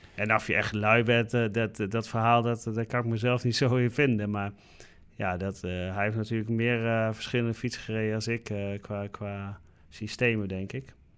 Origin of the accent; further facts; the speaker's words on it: Netherlands; als Nederlander zijnde